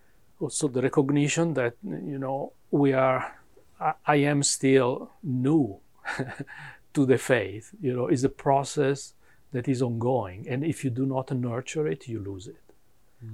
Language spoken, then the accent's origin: English; Milan, Lombardy, Italy; English is a second language; moved away as an adult; also born or lived in Dayton, Ohio, United States; now in Atlanta, United States; I am from Milano, yeah. We moved to US in 2000